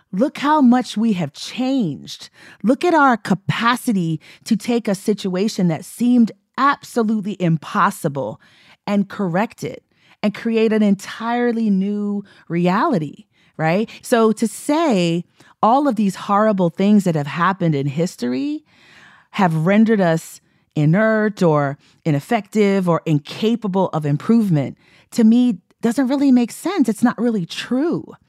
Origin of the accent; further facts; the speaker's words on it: Texas, United States; I'm from Texas